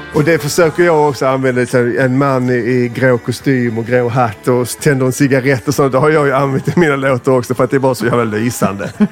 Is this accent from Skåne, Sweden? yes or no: yes; Skåne, Sweden; accent: Scanian (skånska); jag är ju jättepatriotisk, ännu mer när jag är i liksom, Stockholm som nu, för då överdriver jag min skånska